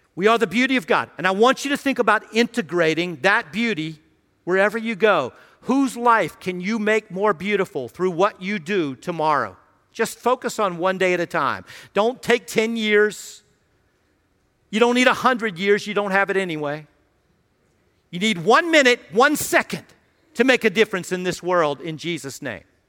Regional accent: Radford, Virginia, United States; moved away as an adult; now in Washington, D.C. area, United States; I grew up in Radford

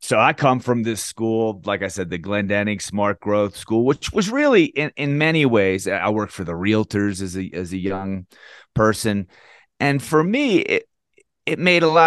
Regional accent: Baltimore County, Howard County, Maryland, United States; I grew up in Baltimore County, Howard County

